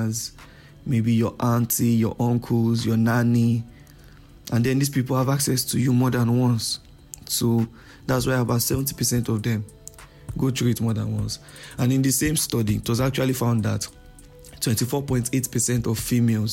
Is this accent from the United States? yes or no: no; Nigeria; I'm a Nigerian